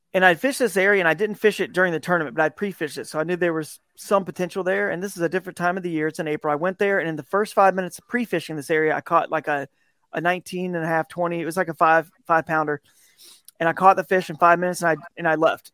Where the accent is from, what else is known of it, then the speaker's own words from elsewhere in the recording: Southeast, United States; I grew up in the Southeast where you got a lot of these, these rivers in the Piedmont